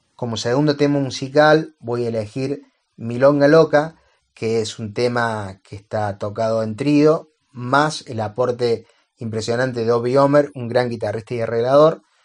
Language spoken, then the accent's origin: Spanish; Córdoba, Argentina; soy un pianista de Córdoba, Argentina.